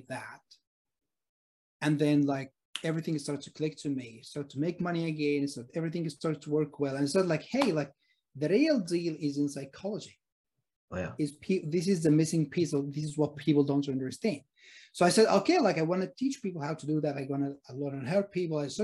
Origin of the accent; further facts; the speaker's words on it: Egypt; now in Sydney, Australia; I'm originally from Egypt, by the way, and I live in Sydney, Australia.